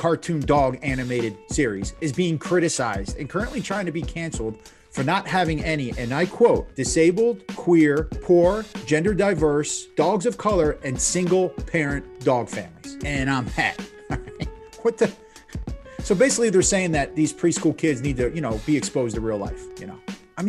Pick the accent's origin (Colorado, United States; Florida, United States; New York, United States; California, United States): Florida, United States; Plantation; also born or lived in New Jersey / West Virginia; I'm from Florida, right? Well, I'm from Jersey, I'm from West Virginia, I'm from all over, but you know, I claim Plantation, Broward County, South Florida.